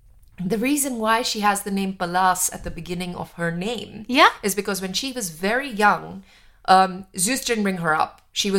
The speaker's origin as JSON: {"language": "English", "region": "Jammu and Kashmir", "country": "India", "tie": "born or raised there", "said": "growing up in India, and especially being Kashmiri and having an identity which has been politicized from before I was born, you know, being Sikh, being Kashmiri, being, you know, Indian, all of these things."}